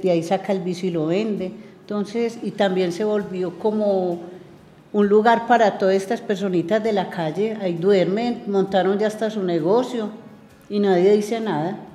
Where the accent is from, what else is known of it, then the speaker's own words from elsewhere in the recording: Medellín, Antioquia, Colombia; el pueblito pequeño donde yo nací